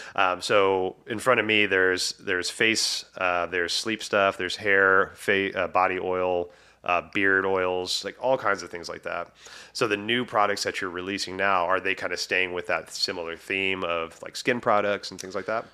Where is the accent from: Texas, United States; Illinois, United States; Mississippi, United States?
Texas, United States; moved away as an adult; now in Washington, United States; I'm from Texas, but it's been twenty years, you know, since I moved, uh, up to Washington.